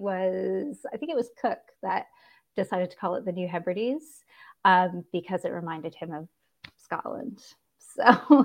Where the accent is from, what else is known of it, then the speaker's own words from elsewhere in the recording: Kingston, Ontario, Canada; also born or lived in Bermuda; now in Los Angeles, United States; I grew up near the water. I grew up partially in Bermuda. My dad was in the Canadian military, and so we were stationed in Bermuda for a while. I also grew up on the shores of Lake Ontario in a town called Kingston